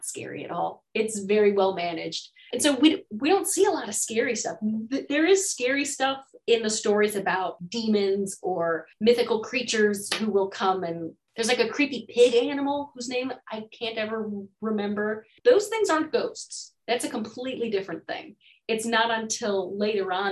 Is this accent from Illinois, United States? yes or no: yes; Chicago, Illinois, United States; where I grew up in Chicago